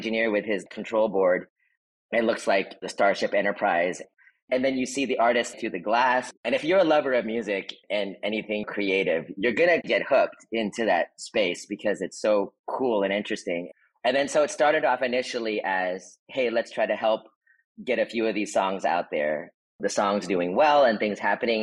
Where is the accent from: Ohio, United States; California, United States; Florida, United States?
California, United States; the Bay Area; also born or lived in Philippines; Growing up in the Bay with Filipinos, the 80s and 90s